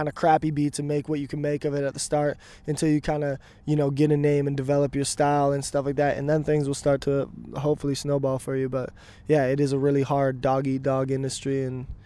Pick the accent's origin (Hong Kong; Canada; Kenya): Canada; Vernon, British Columbia; now in Vancouver, Canada; I'm originally from Vernon, BC